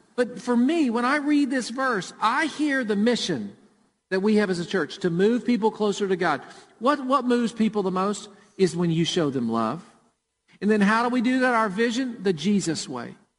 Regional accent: Murfreesboro, Tennessee, United States; Jennifer and I grew up in Murfreesboro, and we went to World Outreach Church.

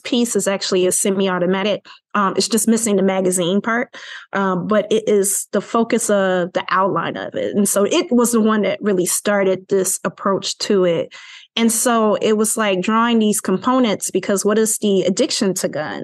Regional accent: Chicago, Illinois, United States; I'm from Chicago, Illinois

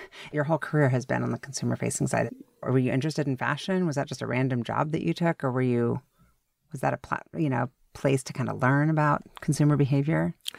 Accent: Seattle, Washington, United States; also born or lived in New York; I'm from Seattle

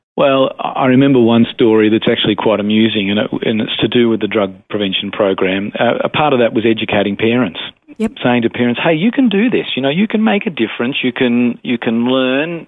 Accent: Melbourne, Victoria, Australia; also born or lived in Adelaide Hills; born and bred Melbourne. Uh, this is where I, I grew up.

